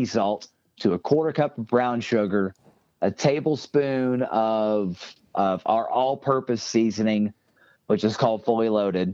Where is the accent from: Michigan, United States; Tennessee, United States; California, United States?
Tennessee, United States; I'm from Tennessee